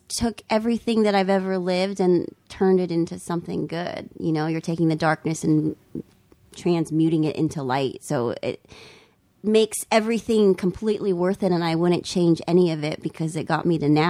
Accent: San Jose, California, United States; I was born in San Jose.

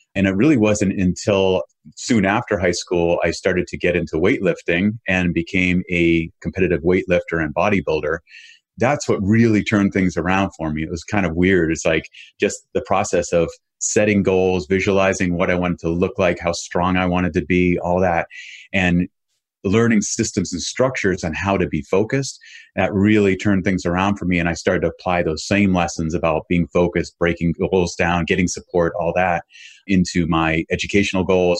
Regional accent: Boston, Massachusetts, United States; I grew up in Boston area

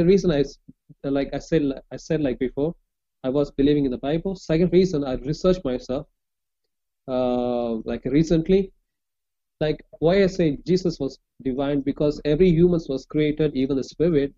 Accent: Chennai, Tamil Nadu, India; English is a second language; I'm from India, southern part of India

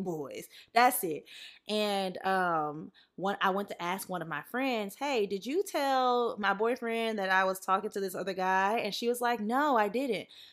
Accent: the South, United States; now in Los Angeles, United States; growing up in the South

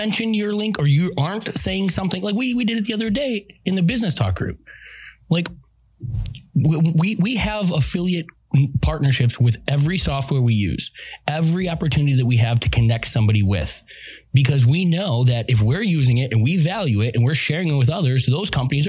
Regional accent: Midwest, United States; The Midwest. I mean, I came from the Midwest.

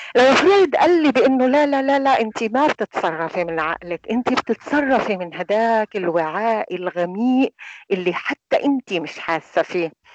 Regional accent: Palestine; إحنا عندنا هي العادة كفلسطينيين

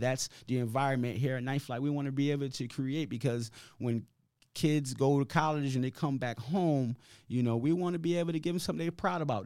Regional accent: Hartford, Connecticut, United States; moved away; I've been here since 1992, right? I was born in Hartford

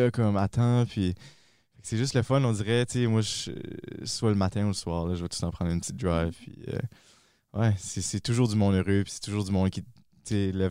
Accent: Dunlop, New Brunswick, Canada; moved away as an adult; also born or lived in Moncton; je viens de Dunlop, près de Bathurst.

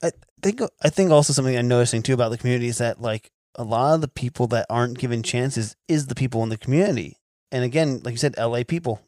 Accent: New Jersey, United States; moved away; I'm, I'm from New Jersey originally

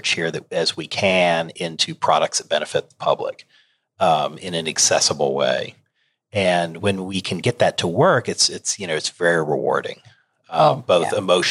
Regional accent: Charlotte, North Carolina, United States; I have grown up in the state of North Carolina. I grew up around the Charlotte area

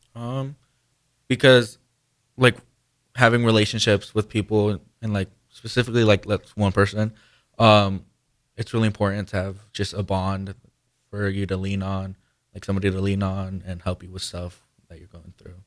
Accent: Guanajuato, Mexico; moved away; I'm from Mexico. I was born in Mexico in Guanajuato.

